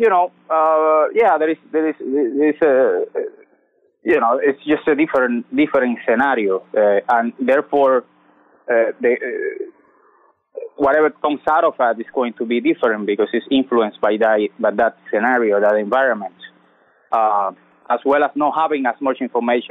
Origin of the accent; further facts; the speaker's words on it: Santa Clara, Villa Clara, Cuba; moved away as an adult; also born or lived in Havana, Cuba; now in United States; sing 4 years in my hometown in Santa Clara